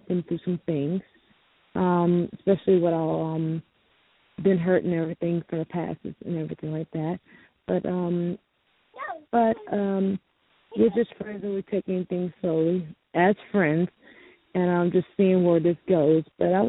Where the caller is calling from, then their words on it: Louisiana, United States; I'm calling from Louisiana.